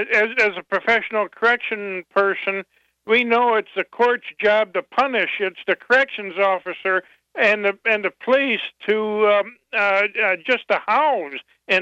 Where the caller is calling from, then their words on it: Battle Creek, Michigan, United States; Hi, I'm from Battle Creek, and I've worked in the prisons for quite a few years